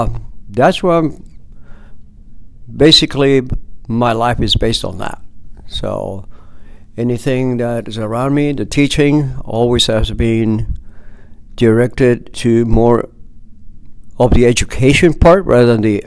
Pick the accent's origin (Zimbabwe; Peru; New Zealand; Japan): Peru; also born or lived in Guthrie, Oklahoma; now in United States; Well, I'm originally from Oklahoma, Guthrie, Oklahoma. That's where I was born. When I turned 6 years old, my parents took me to Peru.